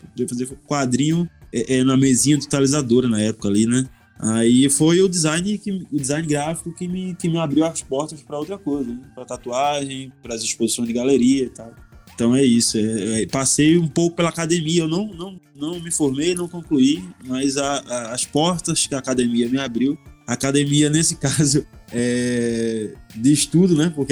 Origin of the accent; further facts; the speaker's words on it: Northeast Region, Brazil; eu saí do Nordeste a primeira vez em 2012.